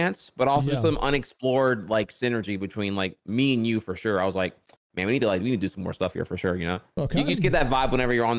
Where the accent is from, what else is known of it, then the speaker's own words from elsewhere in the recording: rural Louisiana, United States; also born or lived in Orlando, Florida; So I was born in Orlando, Florida, but parents divorced, and long story short, my mom won full custody and we moved back to where she's from, which is Louisiana. And and I went from like, you know, metropolis Orlando, full of diversity, to like small town rural Louisiana.